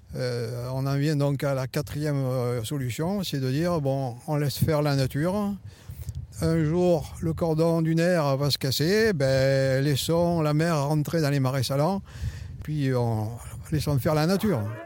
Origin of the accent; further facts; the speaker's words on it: La Crau, near Hyères, Provence-Alpes-Côte d'Azur, France; Je suis né à la Croix, dans la région tout près d'hier